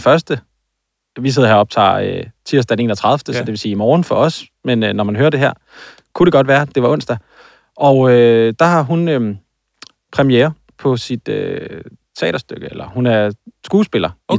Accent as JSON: {"language": "Danish", "town": "Aarhus", "region": "Central Denmark Region", "country": "Denmark", "tie": "born or raised there", "said": "det er ikke så lang tid, eller så langt øh, fra, hvor jeg er vokset op."}